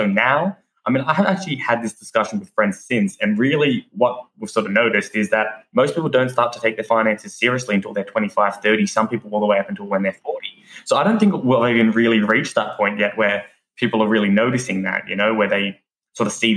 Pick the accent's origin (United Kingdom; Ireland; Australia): Australia; also known as the …